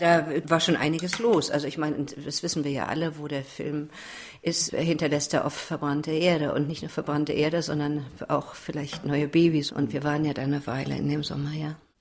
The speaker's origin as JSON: {"language": "German", "region": "Berlin", "country": "Germany", "said": "bin ja Berlinerin"}